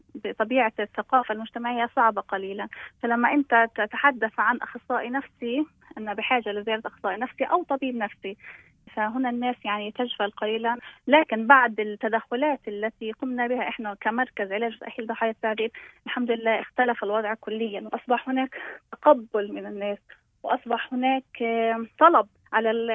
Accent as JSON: {"language": "Arabic", "country": "Palestine", "said": "انا انسانه فلسطينيه"}